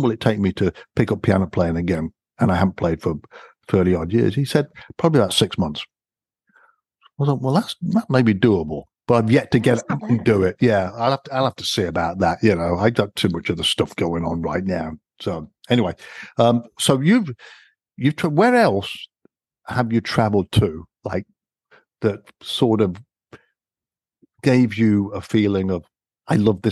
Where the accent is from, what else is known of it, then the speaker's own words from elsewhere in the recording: England, United Kingdom; Growing up in England, my mother decided she wanted to send me to piano lessons.